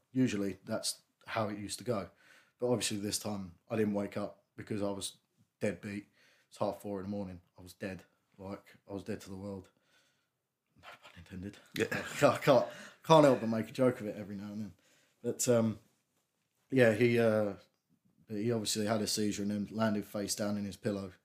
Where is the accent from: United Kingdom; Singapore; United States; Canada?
United Kingdom; Strood, South East England; I grew up in Strood. I still live in Strood.